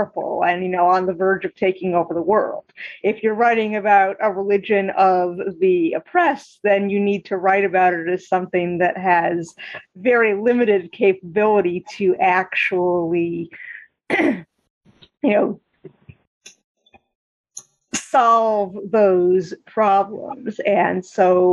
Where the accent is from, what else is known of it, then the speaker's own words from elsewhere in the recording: Eastern Massachusetts, United States; my experiences growing up in Eastern Massachusetts